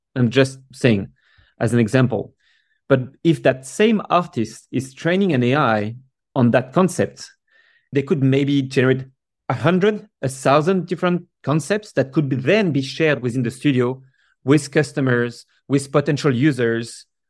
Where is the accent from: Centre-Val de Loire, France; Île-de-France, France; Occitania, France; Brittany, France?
Île-de-France, France; Paris; now in San Francisco, United States; I grew up in Paris